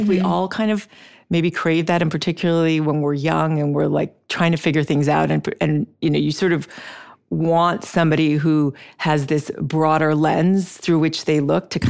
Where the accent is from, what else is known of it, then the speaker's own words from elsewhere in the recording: Switzerland; moved away as an adult; also born or lived in Brazil; we lived in Brazil when I was young, and then I grew up in Switzerland, and then I came to the states to go to college